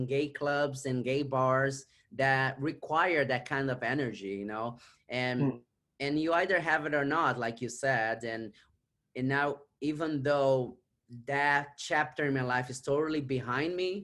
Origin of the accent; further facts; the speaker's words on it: Brazil; English is a second language; moved away as an adult; now in New York City, United States; I was born and raised in Brazil. I came to the United States. I was 25.